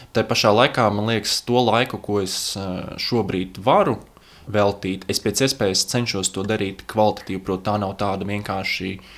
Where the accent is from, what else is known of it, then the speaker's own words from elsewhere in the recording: Latvia; Mēs esam šeit dzimuši